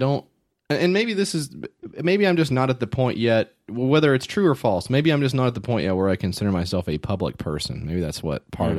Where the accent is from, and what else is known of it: Nashville, Tennessee, United States